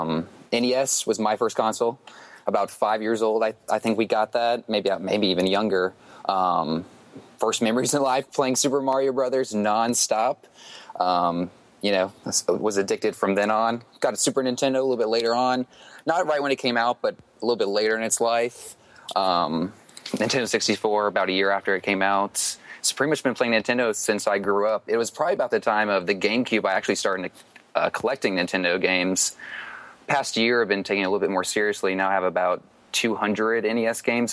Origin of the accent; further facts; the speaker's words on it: Atlanta, Georgia, United States; I'm actually from Atlanta, Georgia.